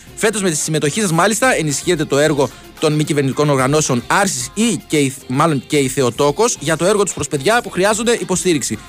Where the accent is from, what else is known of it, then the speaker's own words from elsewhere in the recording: Mylopotamos, Crete, Greece; στο χωριό μου στις αλόιδες του Μιλοποτάμου